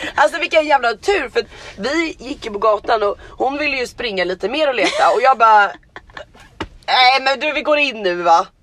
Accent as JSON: {"language": "Swedish", "country": "Sweden", "moved": "yes", "lives_now": "Los Angeles, United States", "said": "Jag är svensk medborgare, jag har min familj där, jag har mina vänner där"}